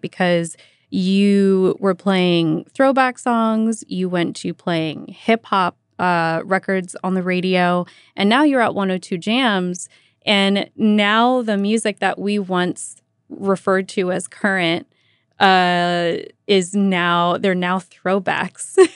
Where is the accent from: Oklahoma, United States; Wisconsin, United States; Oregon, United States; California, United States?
California, United States; Vallejo; I was born and raised in Vallejo, grew up listening to K M E L.